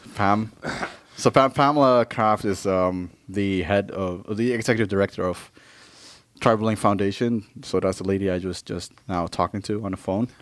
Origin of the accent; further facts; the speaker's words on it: Maluku, Indonesia; I'm from Maluku.